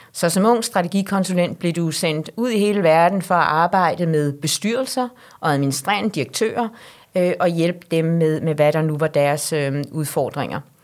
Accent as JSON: {"language": "Danish", "country": "Denmark", "said": "os som danskere"}